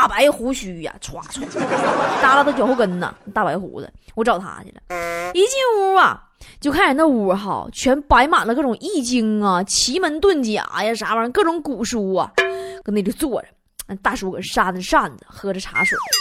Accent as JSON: {"language": "Chinese", "region": "Northeast China", "country": "China", "said": "我们东北人"}